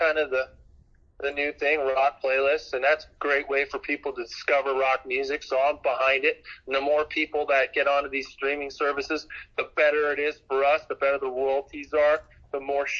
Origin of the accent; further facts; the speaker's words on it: Hamilton, Ontario, Canada; I grew up in Hamilton, Ontario